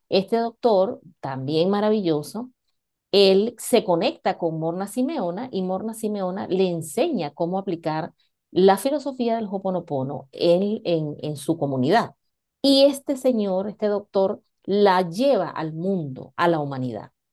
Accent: Venezuela; moved away as an adult; now in Spain; para los que no, no me conocen, pues soy venezolana y tengo aproximadamente cinco, voy para seis años acá en, en España.

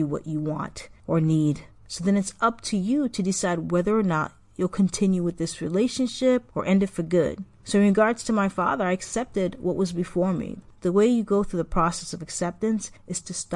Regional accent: Massachusetts, United States; also born or lived in Haiti; I moved to Massachusetts when I was 5, going on 6

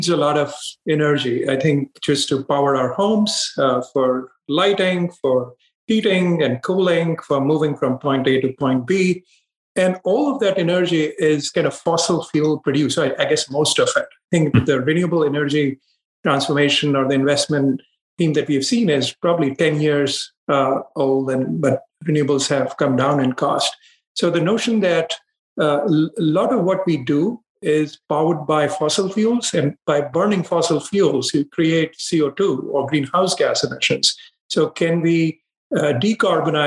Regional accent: India; moved away as an adult; now in United States; I grew up in India, where I spent my formative years. I went to school there, did my undergrad, and I came to the U.S.

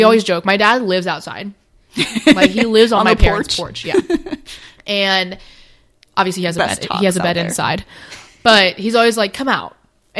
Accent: United States; Obviously, I am Asian, but I was adopted at 9 months old. So 100%, like, I was, mm-hmm. I'm American.

